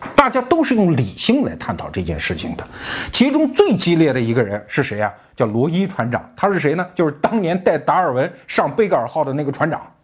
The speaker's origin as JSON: {"language": "Chinese", "country": "China", "said": "我们中国人"}